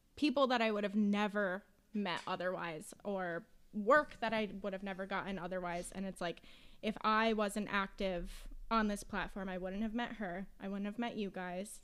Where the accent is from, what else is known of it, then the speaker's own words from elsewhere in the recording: Western Massachusetts, United States; I'm from Western Mass